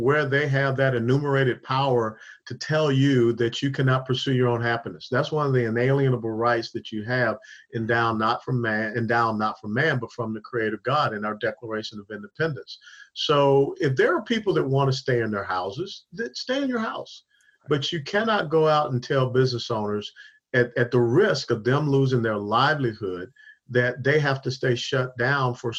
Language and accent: English; Atlanta, Georgia, United States; I was down in Atlanta, my hometown